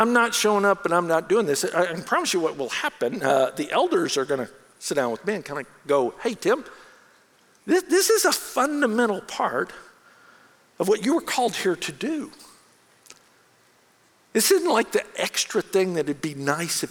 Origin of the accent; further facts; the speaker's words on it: United States; also born or lived in Bangkok, Thailand; as an American in Bangkok